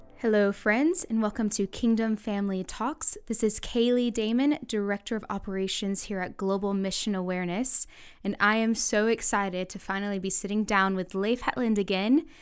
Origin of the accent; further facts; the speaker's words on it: the South, United States; I grew up in the South